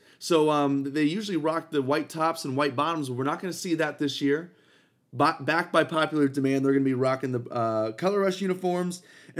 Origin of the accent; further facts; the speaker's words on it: Ohio, United States; moved away; my team back in Cleveland, back in my home state of Ohio